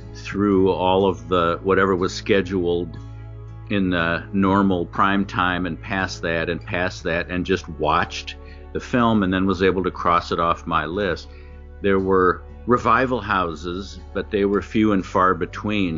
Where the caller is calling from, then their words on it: Los Angeles, California, United States; I'm calling from Studio City, California